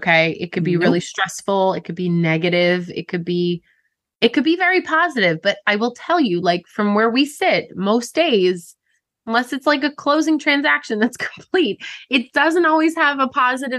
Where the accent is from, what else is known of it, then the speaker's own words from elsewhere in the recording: Long Island, New York, United States; accent: long R's; I have long R's because I'm from Long Island.